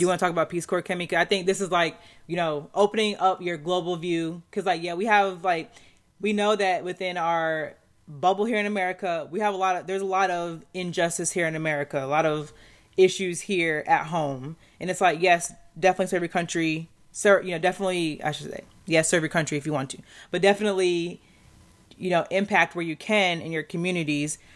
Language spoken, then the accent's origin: English; Southeast, United States; I'm from the Southeast, but, you know, up north.